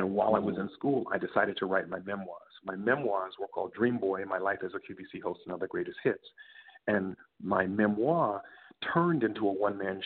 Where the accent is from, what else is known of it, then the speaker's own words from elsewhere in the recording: Baltimore, Maryland, United States; moved away; I'm from Baltimore, from the East Coast originally